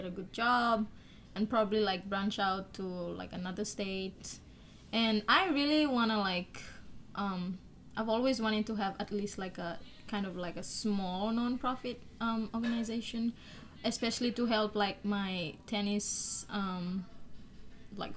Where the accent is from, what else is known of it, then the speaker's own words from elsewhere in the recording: Solomon Islands; moved away as an adult; now in United States; I am from the Solomon Islands.